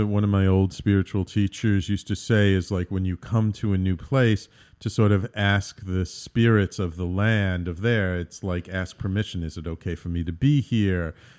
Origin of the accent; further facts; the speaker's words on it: Bronx, New York, United States; You know, I grew up in the Bronx, and it was a very Irish, Italian, Jewish neighborhood.